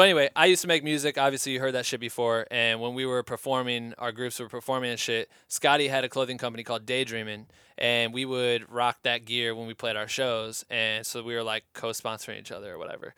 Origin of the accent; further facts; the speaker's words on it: Cedar Falls, Iowa, United States; now in Los Angeles, United States; we're both from Cedar Falls, Iowa